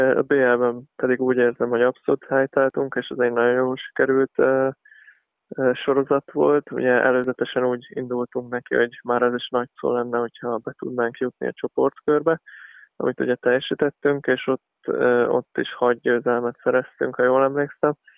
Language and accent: Hungarian; Szombathely, Vas, Hungary; én szombathelyen nőttem fel